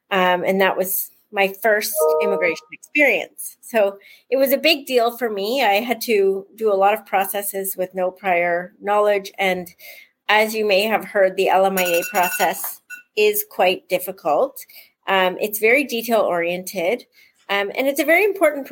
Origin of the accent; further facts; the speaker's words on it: Cobourg, Ontario, Canada; We are from Cobourg, Ontario. My mother was born and raised here, and my father moved here for work when he was quite young, and they met working as school teachers in Cobourg. So I've been here my whole life